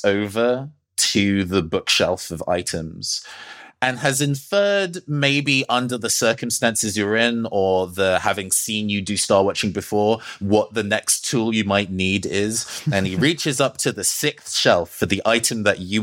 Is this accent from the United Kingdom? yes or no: yes; United Kingdom; I'm British